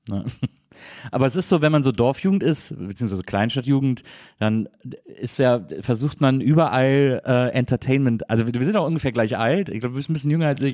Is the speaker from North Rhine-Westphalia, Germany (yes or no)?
yes; Wesseling, North Rhine-Westphalia, Germany; moved away; ich komme ja aus Wesseling, ich bin in Wesseling aufgewachsen